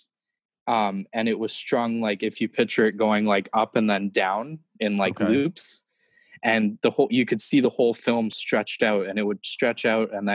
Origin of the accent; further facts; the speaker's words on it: Niagara Falls, Ontario, Canada; I'm from Niagara Falls. It's in Canada